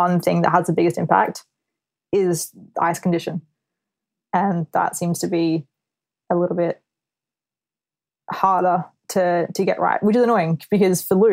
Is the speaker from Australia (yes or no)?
yes; Australia; moved away as an adult; now in United Kingdom; being an Aussie athlete is the fact that we have to leave home for so long. So before I moved to the UK